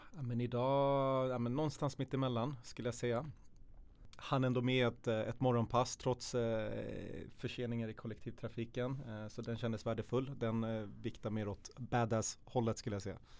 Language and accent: Swedish; Södertälje, Stockholm County, Sweden; född och uppväxt i Södertälje, i Hopsjö